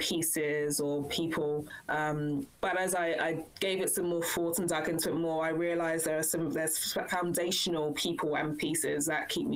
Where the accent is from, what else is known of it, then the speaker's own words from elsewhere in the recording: London, United Kingdom; moved away as an adult; also born or lived in Wellington, New Zealand; now in New Zealand; I was born and bred in London in England, and I whakapapa back to Nigeria